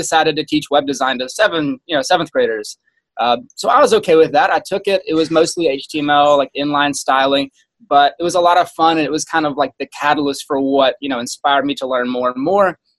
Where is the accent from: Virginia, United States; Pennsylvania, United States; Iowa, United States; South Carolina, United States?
South Carolina, United States; moved away as an adult; I grew up in South Carolina, lived there for my entire life, went to school there, got my first job there